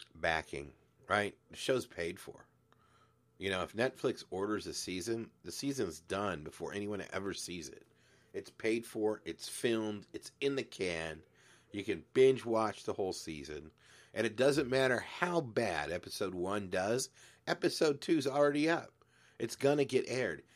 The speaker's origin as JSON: {"language": "English", "town": "Glendora", "region": "California", "country": "United States", "tie": "born or raised there", "also_born_or_lived": "San Antonio, Texas", "said": "Grew up in a town called Glendora"}